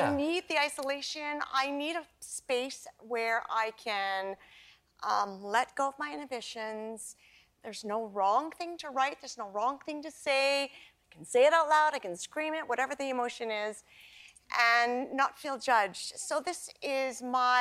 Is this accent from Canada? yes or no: yes; Canada; my childhood growing up in Canada